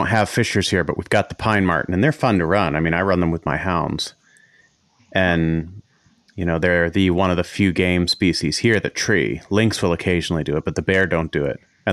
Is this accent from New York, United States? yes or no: no; Maine, United States; now in Norway; I grew up in Maine